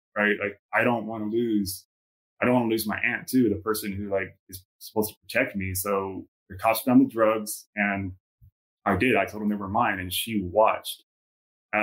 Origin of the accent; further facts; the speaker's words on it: San Antonio, Texas, United States; moved away; also born or lived in Southern California; I was born and raised in San Antonio, Texas